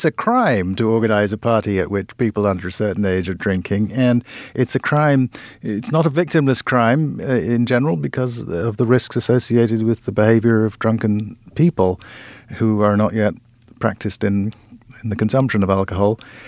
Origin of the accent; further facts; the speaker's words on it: Kumasi, Ashanti, Ghana; I grew up in a place where, I grew up in Kumasi in Ghana, in a place where every adult was auntie this or uncle that, and everybody was in charge of you.